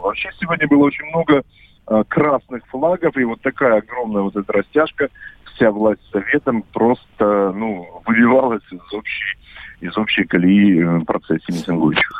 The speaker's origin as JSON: {"language": "Russian", "town": "Khabarovsk", "region": "Khabarovsk Krai", "country": "Russia", "said": "я как хабаровчанин, Э, как человек, который не просто работает на радио «Комсомольская правда», но и живет в этом городе"}